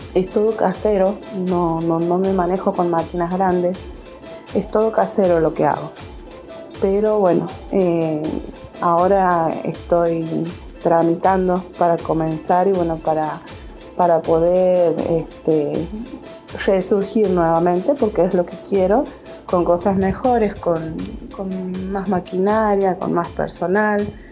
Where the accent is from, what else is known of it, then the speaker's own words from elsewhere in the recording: Santiago del Estero, Argentina; soy de Santiago del Estero, capital.